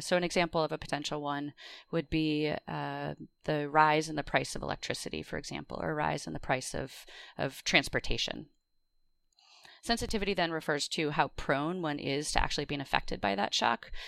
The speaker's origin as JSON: {"language": "English", "region": "Wisconsin", "country": "United States", "tie": "born or raised there", "moved": "yes", "said": "I grew up in Wisconsin"}